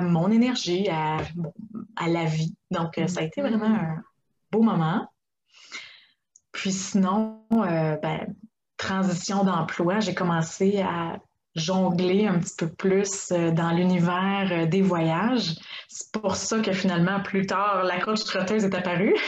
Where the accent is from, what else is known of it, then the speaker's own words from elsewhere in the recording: Quebec, Canada; moved away as an adult; now in Czech Republic; j'ai grandi euh, au Québec